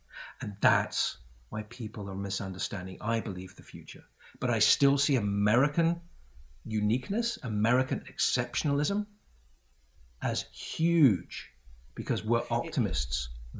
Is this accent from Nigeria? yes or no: no; United Kingdom; I grew up in Great Britain. Great Britain's a great country